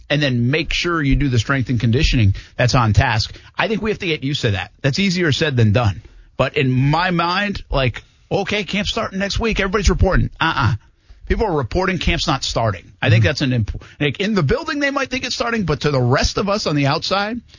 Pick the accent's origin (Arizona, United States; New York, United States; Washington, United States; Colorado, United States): New York, United States; Albany; moved away as an adult; I come from Albany, New York, you know, 12 years ago. And when I left, they were doing camp in, in Albany.